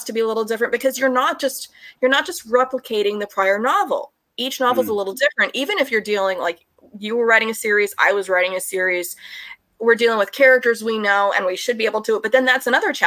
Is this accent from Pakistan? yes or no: no; United States; as an American.